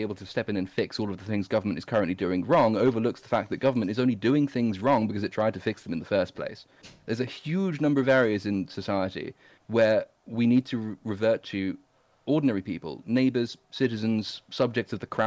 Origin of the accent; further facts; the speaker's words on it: England, United Kingdom; I'm English